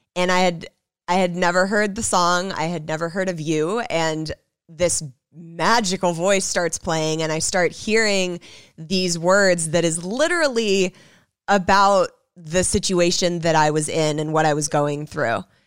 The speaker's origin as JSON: {"language": "English", "town": "Los Angeles", "region": "California", "country": "United States", "tie": "born or raised there", "said": "I grew up in Hollywood"}